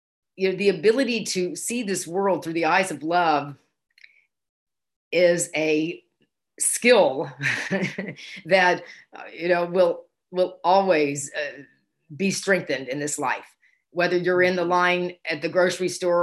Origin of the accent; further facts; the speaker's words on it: Houston, Texas, United States; I grew up in Houston, Texas